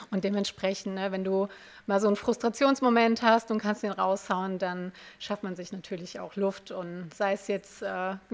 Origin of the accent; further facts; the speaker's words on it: Limburg, Hesse, Germany; born there; ich komme ähm, gebürtig aus Limburg. Das ist hier von, von euch hier so vielleicht 20 Minuten mit dem Auto im, im Hessen.